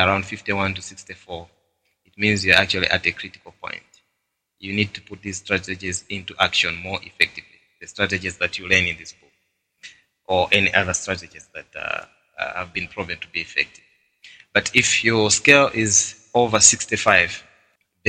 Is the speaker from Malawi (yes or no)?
yes; Malawi; now in Botswana; my home country of Malawi